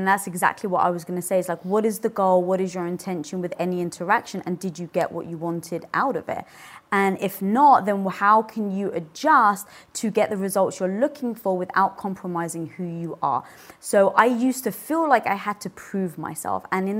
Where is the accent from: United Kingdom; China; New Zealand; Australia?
United Kingdom; I just had to show my dominance, especially being British and 5'1".